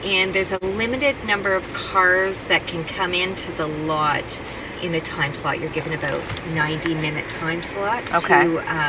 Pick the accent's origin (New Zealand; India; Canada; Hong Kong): Canada; Kitchener, Ontario; where I grew up in Kitchener-Waterloo